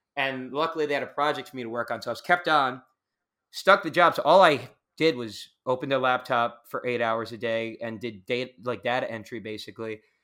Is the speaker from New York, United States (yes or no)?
yes; Long Island, New York, United States; moved away; I grew up in the suburbs. I grew up on Long Island, on the, on the border of Queens and Long Island